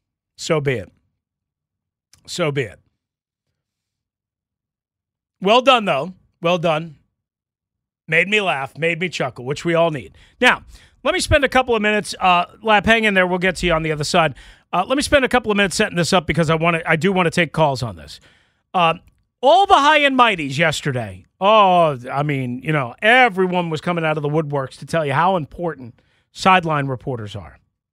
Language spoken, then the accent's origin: English; New York, United States; There used to be, when I was growing up in New York, this, appliance store called Nobody Beats the Wiz.